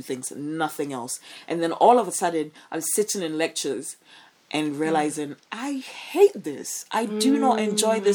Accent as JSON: {"language": "English", "country": "Ghana", "tie": "born or raised there", "said": "growing up in Ghana"}